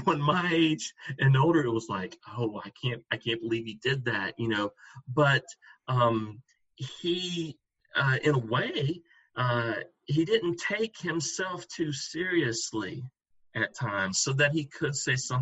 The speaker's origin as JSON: {"language": "English", "town": "Gadsden", "region": "Alabama", "country": "United States", "tie": "born or raised there", "said": "I grew up in Gadsden"}